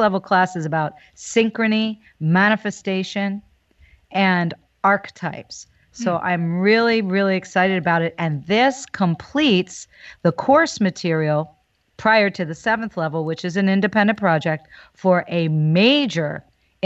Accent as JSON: {"language": "English", "town": "New Hope", "region": "Pennsylvania", "country": "United States", "tie": "born or raised there", "also_born_or_lived": "Philadelphia", "said": "There was a store where I grew up in New Hope, Pennsylvania, called Sagittarius Books."}